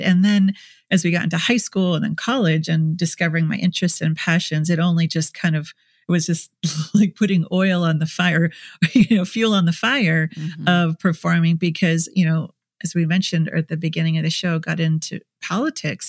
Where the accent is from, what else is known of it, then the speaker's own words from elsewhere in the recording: Minnesota, United States; in Minnesota where I grew up